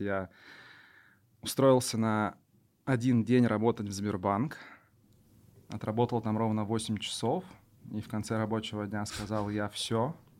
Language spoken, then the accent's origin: Russian; Yoshkar-Ola, Mari El, Russia; moved away as an adult; now in Kazan, Russia; я родом из Ишкаралы